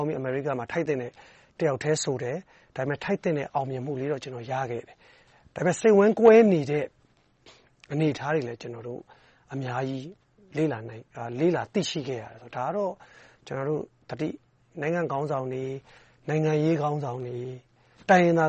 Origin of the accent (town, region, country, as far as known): Myanmar; moved away